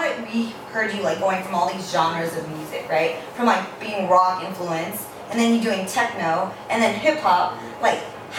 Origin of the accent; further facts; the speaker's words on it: San Diego, California, United States; I'm from Southside